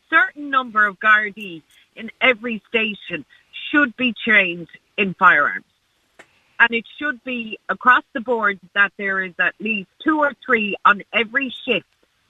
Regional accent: Shannon, Munster, Ireland; I'm from Shannon, right?

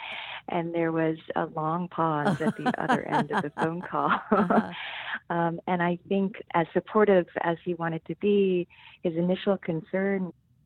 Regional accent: Seoul, South Korea; moved away as an adult; also born or lived in Norton, Massachusetts, United States; now in United States; I was born and raised in Seoul, South Korea, and I first came to this country to pursue my undergraduate studies.

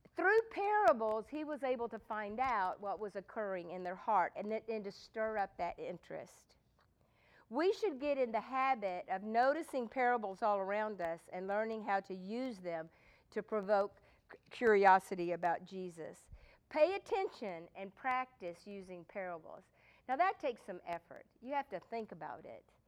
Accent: Texas, United States; I'm from Texas

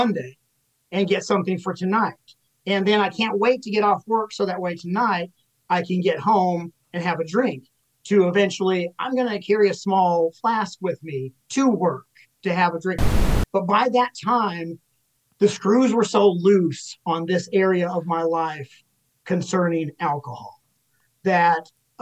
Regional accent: Little Rock, Arkansas, United States; also born or lived in Dallas, Texas; now in Ventura, United States; I was born there, and then immediately my parents shifted to Little Rock, Arkansas

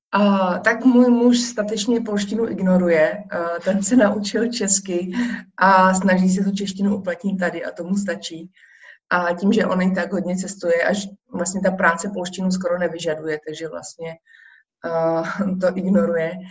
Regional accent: Czechia; moved away as an adult; now in Warsaw, Poland; já když řeknu, že jsem Češka

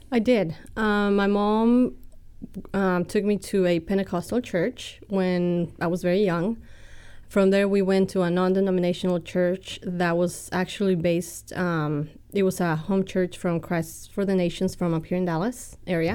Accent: Mexico City, Mexico; accent: Texan and British and Mexican; also born or lived in Texas; now in United States; I'm orig-, originally from Mexico City. I grew up, uh, going to a bilingual school down there

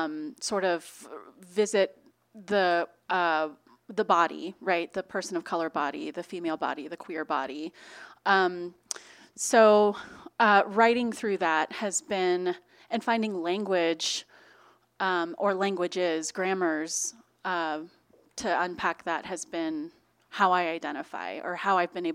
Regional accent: Houston, Texas, United States; Considered an at-risk youth growing up in Houston

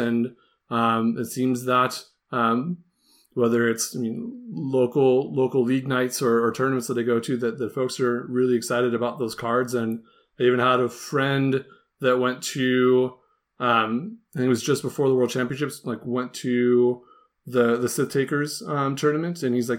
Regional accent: United States; I'm from the United States.

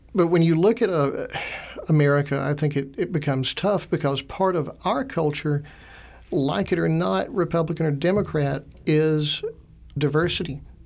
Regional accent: Augusta, Georgia, United States; also born or lived in Alabama / Slovakia; I grew up in Augusta, Georgia, went to Augusta University

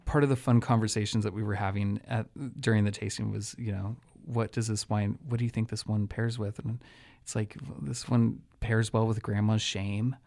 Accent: Santa Rosa, California, United States; having been born and raised in Sonoma County in Santa Rosa

